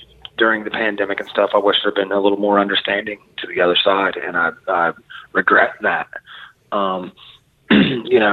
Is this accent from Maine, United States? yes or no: no; West Virginia, United States; being from West Virginia and being an American